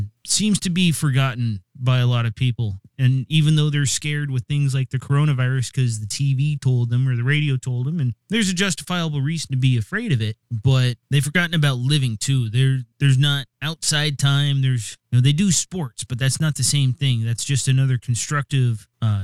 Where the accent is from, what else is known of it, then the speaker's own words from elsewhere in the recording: East Coast, United States; now in Seattle, United States; I grew up on the East Coast